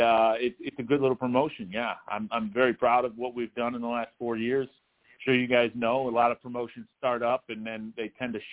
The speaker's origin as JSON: {"language": "English", "town": "Toledo", "region": "Ohio", "country": "United States", "tie": "born or raised there", "lives_now": "Fremont, United States", "said": "I was technically born in Toledo, Ohio, but now I live in a town called Fremont, Ohio"}